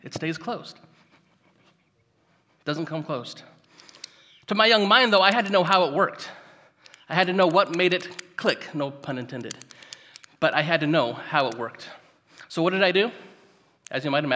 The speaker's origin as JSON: {"language": "English", "town": "Gridley", "region": "California", "country": "United States", "tie": "born or raised there", "lives_now": "Yuba City, United States", "said": "I grew up just up the road in Gridley. So I'm a local guy"}